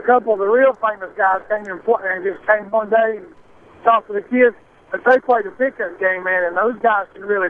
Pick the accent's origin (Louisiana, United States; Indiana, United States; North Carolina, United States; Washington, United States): North Carolina, United States; I'm from North Carolina.